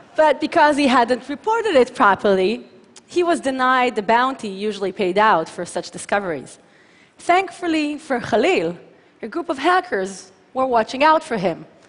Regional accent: Tel Aviv, Tel Aviv District, Israel; from my hometown of Tel Aviv to Adelaide, Australia

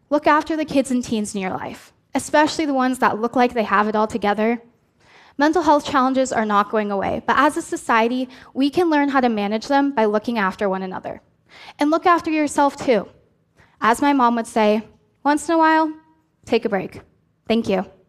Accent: Oregon, United States; I was president of the Oregon Association of Student Councils

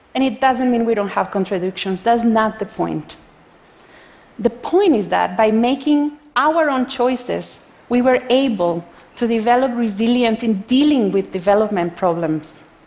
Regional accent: Costa Rica; I come from Costa Rica, a developing country

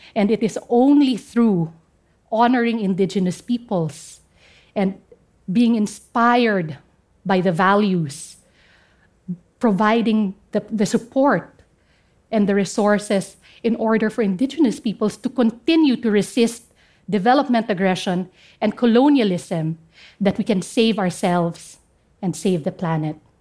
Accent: Central Mountain Range, Cordillera Administrative Region, Philippines; first language Kankanaey; English is a second language

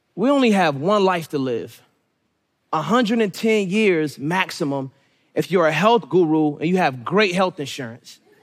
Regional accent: Suitland, Maryland, United States; born or raised there; also born or lived in Raleigh, North Carolina

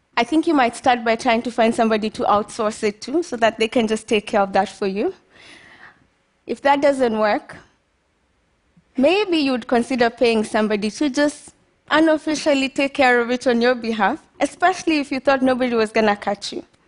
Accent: Kenya; moved away as an adult; also born or lived in United States; Growing up in Kenya, I knew I always wanted to study biochemistry

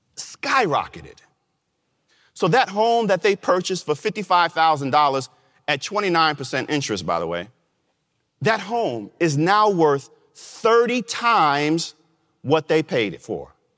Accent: New York, United States; my home state of New York

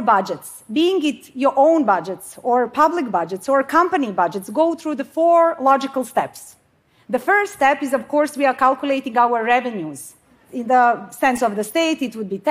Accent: Bosnia & Herzegovina; now in Sweden; I come from Bosnia. I mean, I live in Sweden now

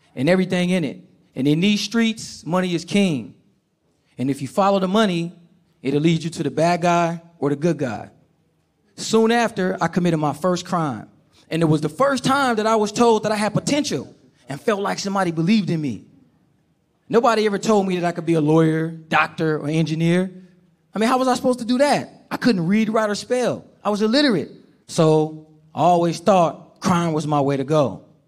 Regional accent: Oakland, California, United States; I grew up in Oakland, California

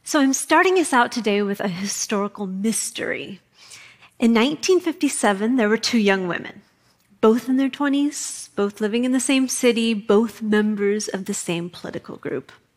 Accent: Kootenai County, Idaho, United States; moved away as an adult; also born or lived in New York City; I grew up in Kootenai County, Idaho

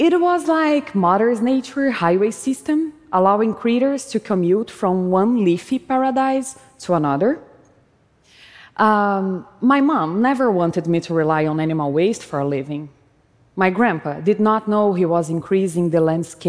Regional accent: Brazil; When I was a child, growing up in Brazil

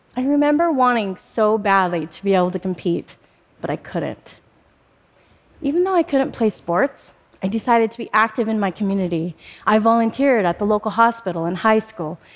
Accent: Spokane, Washington, United States; also born or lived in Bombay, India; I was adopted by an American family and I moved to Spokane, Washington just shortly after my third birthday

